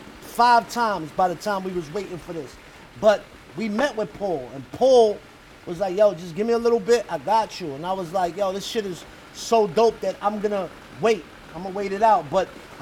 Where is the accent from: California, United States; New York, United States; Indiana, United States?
New York, United States; New York City; I'm a New Yorker